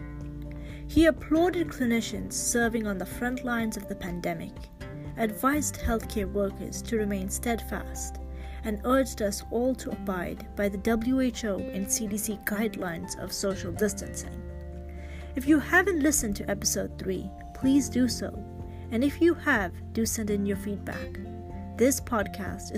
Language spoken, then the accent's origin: English; Canada; I'm a Canadian medical student